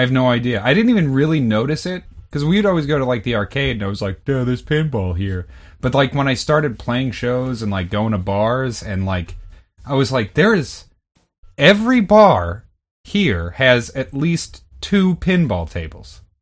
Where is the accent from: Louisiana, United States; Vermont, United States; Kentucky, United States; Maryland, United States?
Vermont, United States; when I was growing up in Vermont